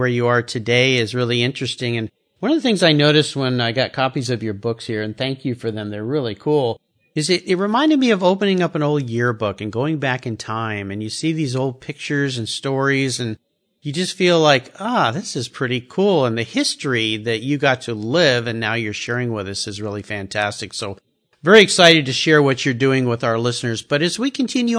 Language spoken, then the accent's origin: English; Southern California, United States; I grew up in Southern California